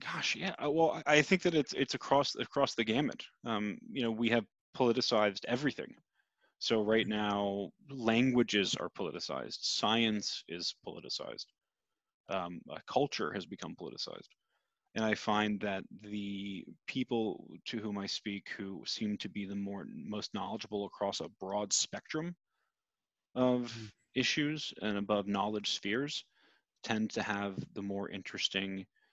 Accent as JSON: {"language": "English", "country": "United States", "said": "as an American"}